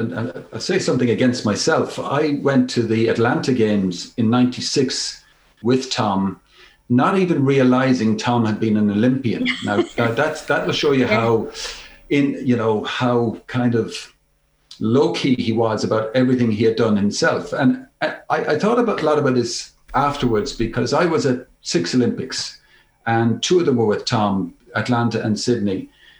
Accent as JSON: {"language": "English", "town": "Nenagh", "region": "Tipperary", "country": "Ireland", "tie": "born or raised there", "said": "growing up in Nenagh, County Tipperary, our house was an Irish Independent house."}